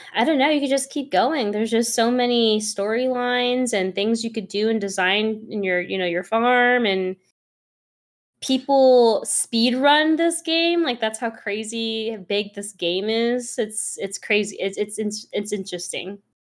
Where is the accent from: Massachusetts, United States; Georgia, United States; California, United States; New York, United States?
California, United States; San Francisco; moved away as an adult; also born or lived in East Coast; I'm from San Francisco. and I moved out to the East Coast, like, way closer to the East Coast